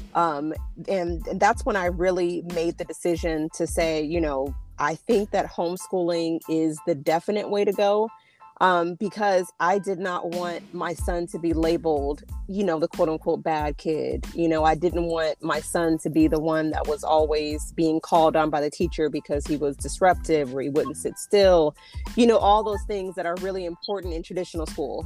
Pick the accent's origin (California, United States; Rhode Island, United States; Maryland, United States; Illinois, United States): California, United States; moved away; also born or lived in Texas; we, we grew up in California